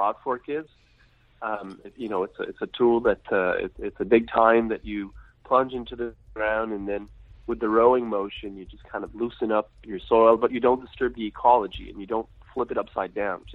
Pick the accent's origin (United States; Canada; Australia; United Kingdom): Canada; Quebec; I'm French Canadian. So I live in Quebec, Canada